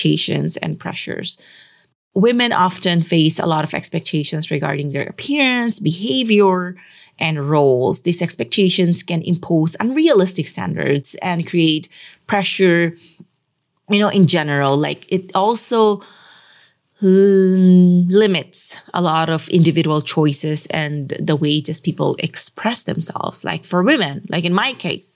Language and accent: English; Metro Manila, Philippines; we are from Metro Manila